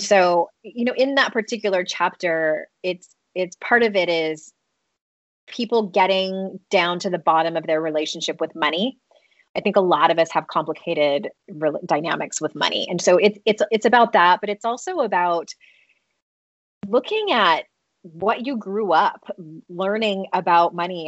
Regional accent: United States; I grew up in the United States

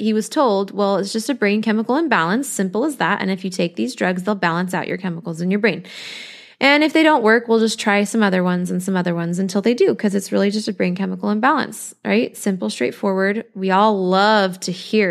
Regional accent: Colorado, United States; now in Costa Rica; we're from Colorado, but we're here in Costa Rica

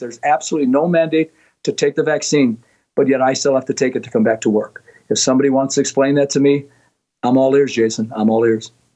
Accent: Minnesota, United States; moved away as an adult; now in Florida, United States; I'm born and raised in Minnesota

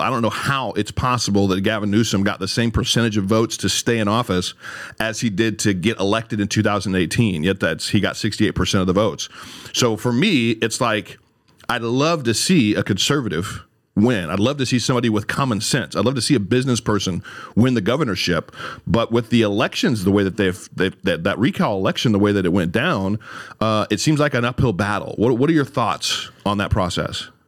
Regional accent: Redding, California, United States; moved away as an adult; I'm in the beautiful city of Redding, my hometown, Redding, California

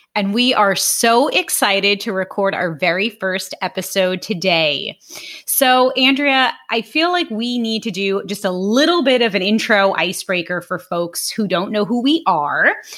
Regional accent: New York City, New York, United States; moved away as an adult; also born or lived in Long Island; now in Jupiter, United States; I am from Brooklyn originally, Brooklyn, New York, specifically South Brooklyn

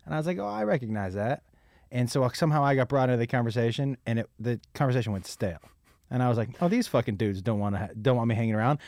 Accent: Massachusetts, United States; I grew up in Massachusetts

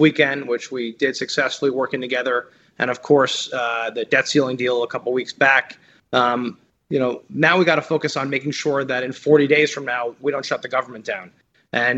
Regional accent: New Jersey, United States; I'm from Jersey

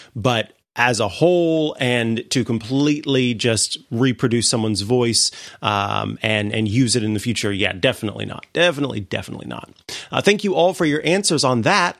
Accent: Missouri, United States; moved away; my home state, uh, in Saint Louis, Missouri

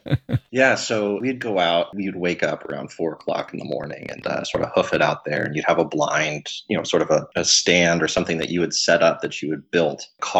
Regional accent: College Park, Florida, United States; So I grew up in College Park, Florida, which is, you know, a few miles north of Orlando proper.

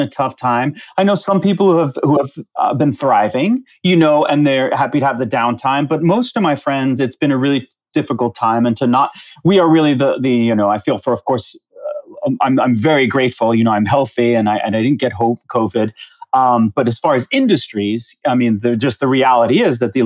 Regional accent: Long Island, New York, United States; also born or lived in Queens, New York; I grew up in the New York area. I feel like I'm very much a New Yorker, but I was born in Queens. And by the time I was about five or so, my parents moved to Long Island.

